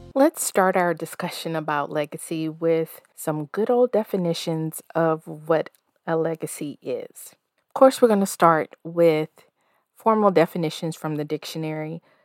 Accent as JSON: {"language": "English", "region": "the South", "country": "United States", "tie": "born or raised there", "also_born_or_lived": "Denver, Colorado", "moved": "as an adult", "said": "I'm a forty-plus-year-old woman raised in the South, currently splitting my time between the Mile High City and my hometown."}